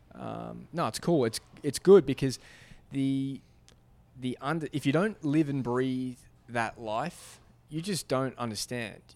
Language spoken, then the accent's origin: English; Australia; moved away; I grew up in Australia